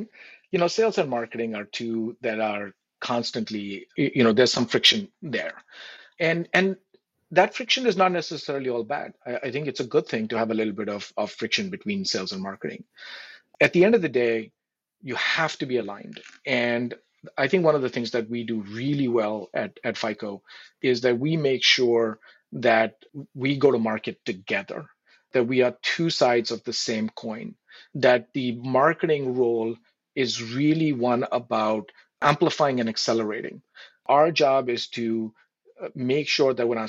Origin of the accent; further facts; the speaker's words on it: India; moved away; I grew up in India, and obviously India is very close to my heart